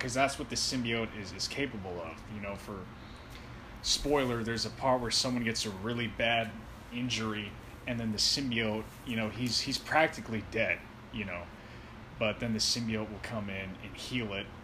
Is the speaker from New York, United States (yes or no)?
no; San Francisco, California, United States; I was born in San Francisco